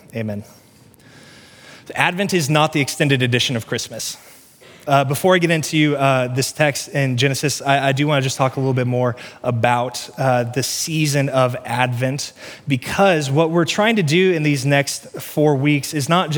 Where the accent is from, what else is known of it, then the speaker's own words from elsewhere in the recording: Cass County, Missouri, United States; I grew up in Cass County, Missouri